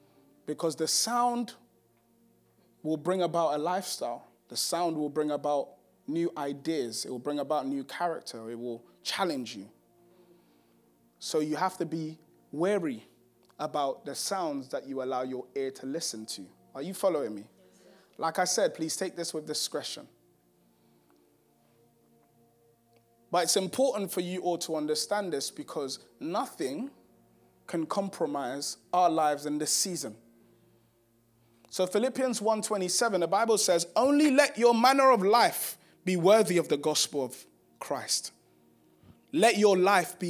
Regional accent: Ghana; I'm from Ghana

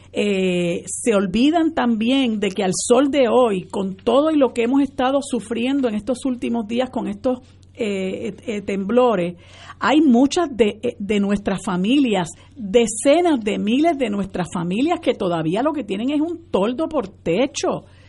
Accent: Puerto Rico; nosotros como puertorriqueñas y puertorriqueños

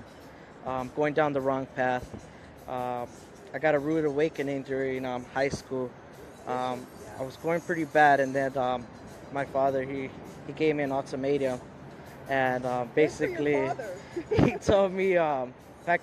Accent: San Diego, California, United States; I grew up here in Logan Heights as a child, basically like born and raised here

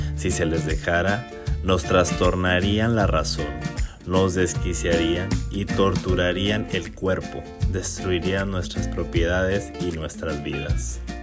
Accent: Chihuahua, Mexico; Durante mi infancia y adolescencia, yo viví y crecí en un hermoso pueblo en Chihuahua

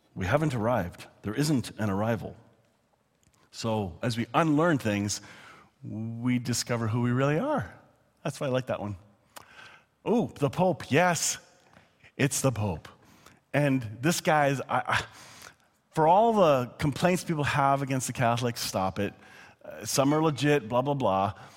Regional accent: Canada; I'm not just saying that as a Canadian

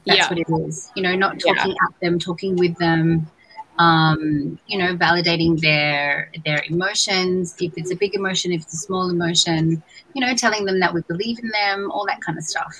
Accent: Australia; moved away; I was born and raised in Australia.

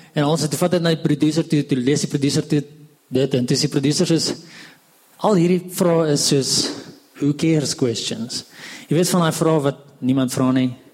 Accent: Hartbeespoort, North West, South Africa; also born or lived in Pretoria; ek kom van Hartbeespoort af

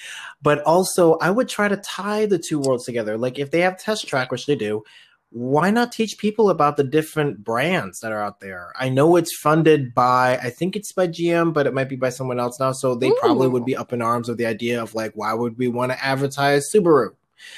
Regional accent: Philippines; I am very biased of that one because I'm Filipino.

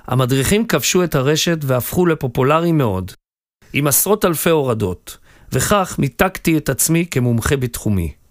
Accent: Acre, Northern District, Israel; נולדתי וגדלתי בעכו, ולאחר הצבא החלטתי לחזור בתשובה.

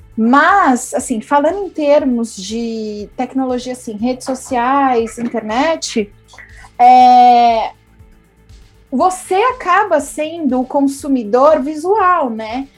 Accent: São Paulo, Brazil; Eu sou paulistana, eu não vivo na praia

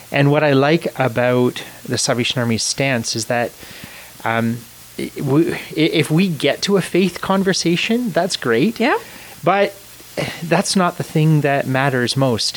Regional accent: Canada; I was born in Canada. My family immigrated to Canada from Scotland

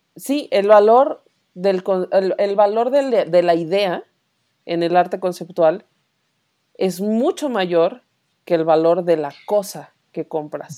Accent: León, Guanajuato, Mexico; los dos somos de León

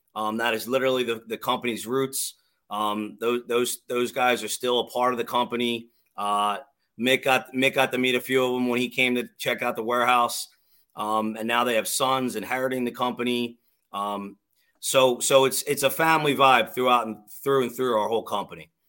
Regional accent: Drexel Hill, Pennsylvania, United States; also born or lived in Springfield, Pennsylvania; I'm I'm born and bred in Delco. I live in I grew up in Drexel Hill. I live I live in Springfield now

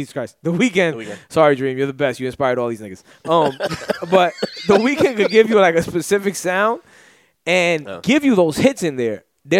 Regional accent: New York City, New York, United States; I'm from Brooklyn. Old Brooklyn. The original Brooklyn. When Brooklyn was Brooklyn.

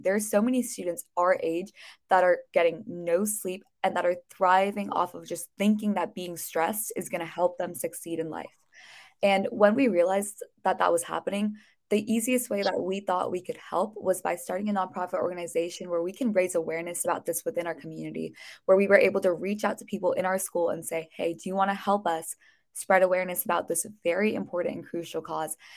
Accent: Bay Area, California, United States; I'm a junior from the Bay Area in California

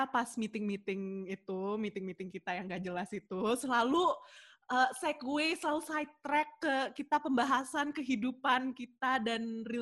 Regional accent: Jakarta, Indonesia; now in Sydney, Australia; gue sih dari Jakarta. Tapi currently I am living in Sydney for I don't know how long uh, again.

